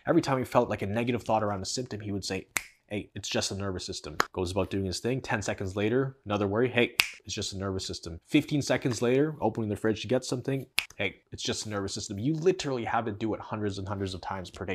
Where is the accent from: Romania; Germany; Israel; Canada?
Canada; I'm from Canada